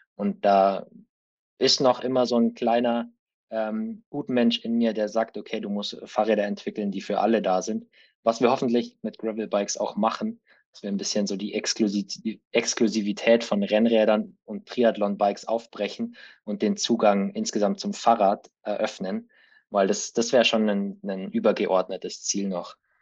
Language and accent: German; Allgäu, Bavaria, Germany; moved away as an adult; also born or lived in Remagen; ich bin gebürtiger Allgäuer und habe da auch, bis ich 18 war, gelebt.